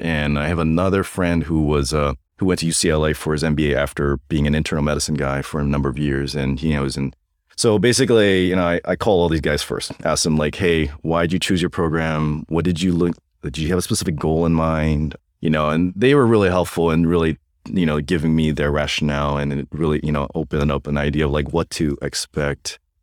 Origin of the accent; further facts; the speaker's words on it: Hawaii, United States; moved away as an adult; also born or lived in North Carolina / Santa Monica; now in Loma Linda, United States; born and raised in Hawaii